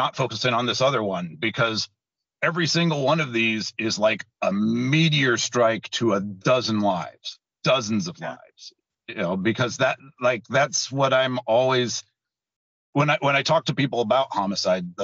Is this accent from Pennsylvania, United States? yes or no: no; Tacoma, Washington, United States; I was born in Tacoma. My parents were born in Tacoma